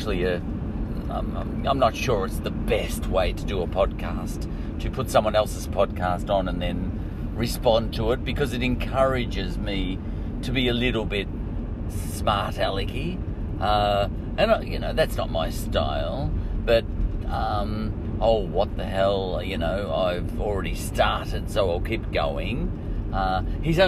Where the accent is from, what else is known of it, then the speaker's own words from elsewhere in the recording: Australia; We're both Aussies